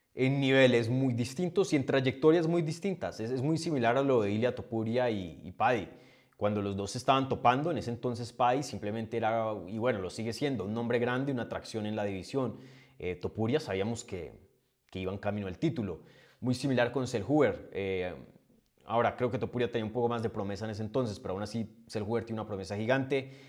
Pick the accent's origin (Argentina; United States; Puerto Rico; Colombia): Colombia; como buen colombiano